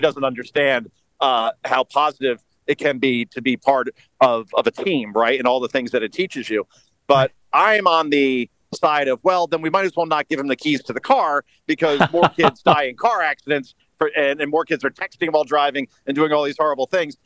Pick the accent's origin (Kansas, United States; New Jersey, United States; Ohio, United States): New Jersey, United States; Wyckoff; also born or lived in Hoboken, New Jersey; Wyckoff is where I'm from. I, I lived in Hoboken for many years